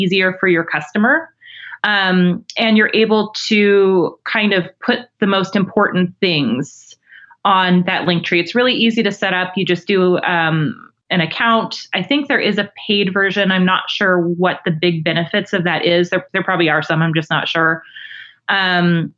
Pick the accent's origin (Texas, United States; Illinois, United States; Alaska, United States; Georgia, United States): Alaska, United States; now in Oregon, United States; I'm a transplant. I'm from Alaska.